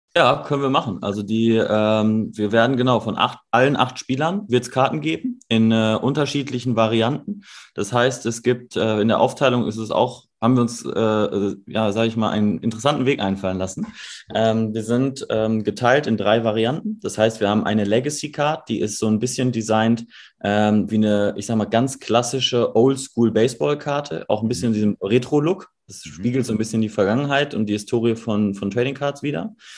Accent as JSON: {"language": "German", "town": "Dortmund", "region": "North Rhine-Westphalia", "country": "Germany", "said": "wir kommen aus, aus Dortmund"}